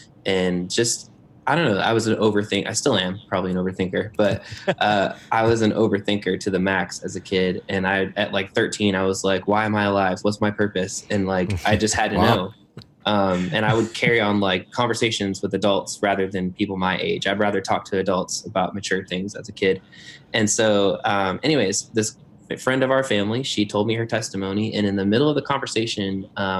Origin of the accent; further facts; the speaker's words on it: Northwest Indiana, United States; moved away; also born or lived in Lakeland, Florida; So Northwest Indiana. And I'm a Hoosier.